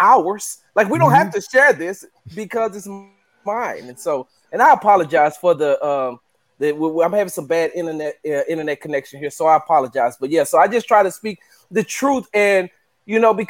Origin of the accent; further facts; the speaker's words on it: Texas, United States; We loud down here because I'm from Texas